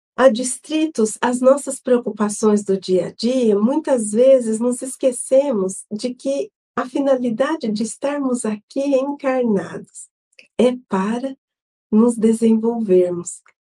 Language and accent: Portuguese; São José do Rio Preto, São Paulo, Brazil; eu sou de São José do Rio Preto